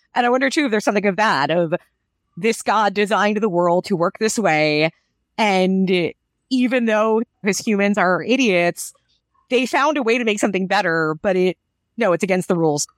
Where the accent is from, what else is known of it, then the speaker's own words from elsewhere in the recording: United States; I'm an American